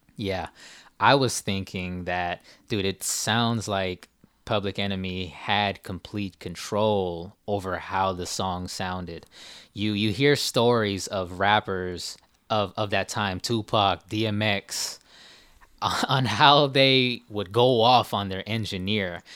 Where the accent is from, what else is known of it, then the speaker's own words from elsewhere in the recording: California, United States; we're Asian from California, right. born in '92